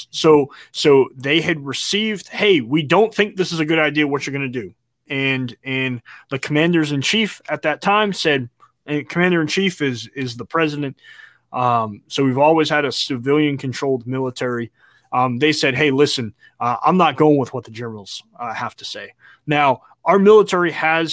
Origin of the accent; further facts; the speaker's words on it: United States; as an American and as a veteran